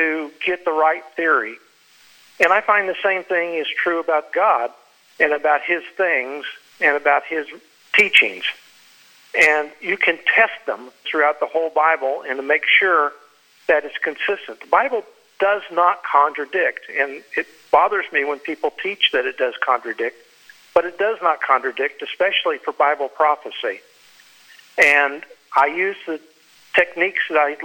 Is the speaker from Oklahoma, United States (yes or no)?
yes; Oklahoma City, Oklahoma, United States; also born or lived in Texas; now in Florida, United States; I grew up in Oklahoma City, not very far from where you're located